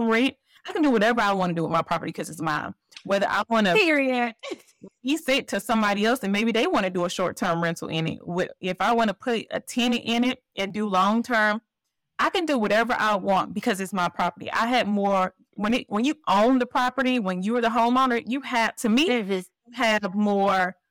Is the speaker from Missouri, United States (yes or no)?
no; Columbus, Georgia, United States; my hometown, Columbus, Georgia.